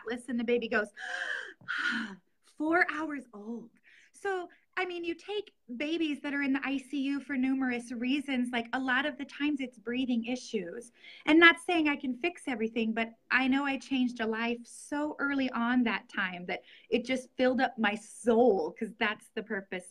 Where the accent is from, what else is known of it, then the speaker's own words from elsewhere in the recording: Norfolk, Nebraska, United States; also born or lived in Lincoln, Nebraska; I'm from Norfolk, Nebraska, which is where I currently practice. I was born in Lincoln, Nebraska